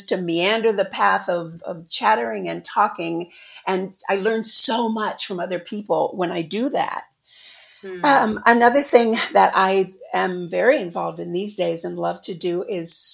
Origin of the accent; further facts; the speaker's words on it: Illinois, United States; I'm from the Midwest, of course, Illinois.